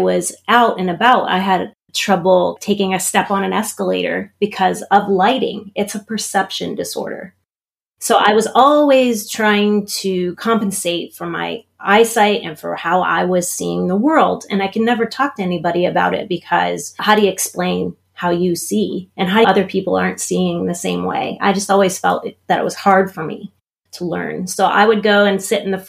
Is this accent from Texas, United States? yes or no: no; Pittsburgh, Pennsylvania, United States; moved away; also born or lived in Maryland; I grew up in Pittsburgh, Pennsylvania, so I am American.